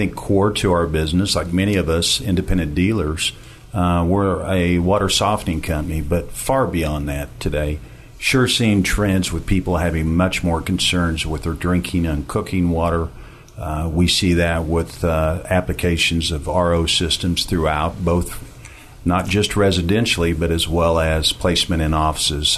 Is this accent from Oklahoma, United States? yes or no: yes; Ponca City, Oklahoma, United States; I come from Ponca City, Oklahoma